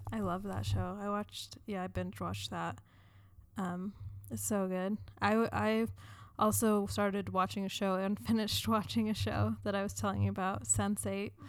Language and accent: English; United States; I identify as a woman, as American, Jewish